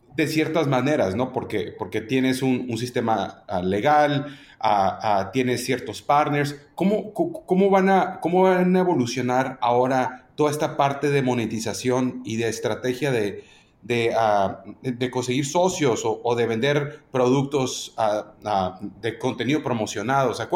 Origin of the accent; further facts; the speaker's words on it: Mexico; yo soy mexicano